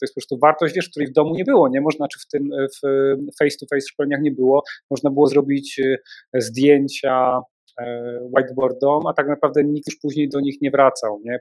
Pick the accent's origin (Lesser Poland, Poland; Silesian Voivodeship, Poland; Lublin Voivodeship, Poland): Silesian Voivodeship, Poland; Częstochowa; Jestem z Częstochowy